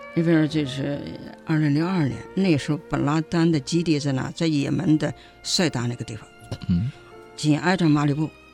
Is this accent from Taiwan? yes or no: no; China; 我们中国人哇啦哇啦跟你讲什么